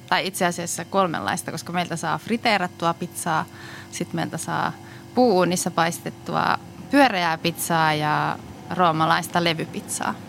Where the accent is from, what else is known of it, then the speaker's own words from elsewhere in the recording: Muurame, Central Finland, Finland; now in Helsinki, Finland; mä oon kasvanut tuolla Keski-Suomessa